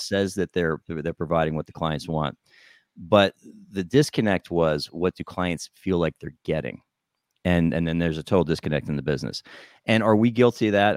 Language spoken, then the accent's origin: English; New Jersey, United States; I grew up in New Jersey